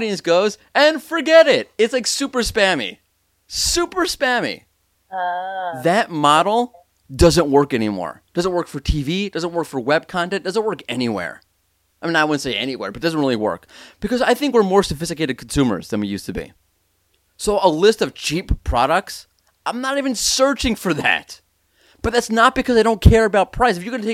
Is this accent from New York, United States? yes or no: yes; New York, United States; moved away; I am a New Yorker